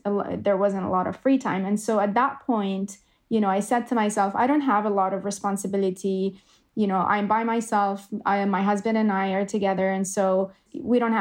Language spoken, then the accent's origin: English; Jordan; moved away as an adult; now in Canada; I grew up in Jordan, and I decided to move to Canada when I was 22, 23